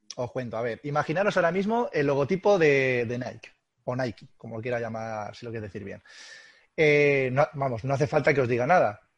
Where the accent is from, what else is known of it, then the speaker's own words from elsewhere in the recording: Albacete, Castilla-La Mancha, Spain; como somos gente de Albacete y somos gente, gente dura